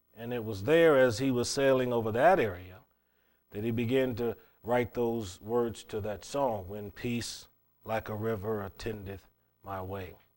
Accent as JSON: {"language": "English", "town": "Cleveland", "region": "Ohio", "country": "United States", "tie": "born or raised there", "said": "growing up in Cleveland, Ohio, city boy"}